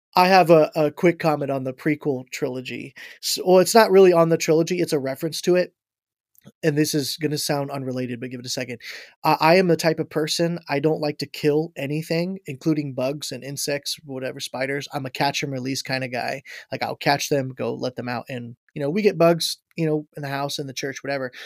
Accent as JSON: {"language": "English", "town": "Ashville", "region": "Ohio", "country": "United States", "tie": "born or raised there", "also_born_or_lived": "Florida / Michigan", "lives_now": "Logan, United States", "said": "I'm from Asheville, Ohio is where I had grown up, uh, for the most part. I grew up in Florida a little bit and then in, uh, Asheville, Ohio"}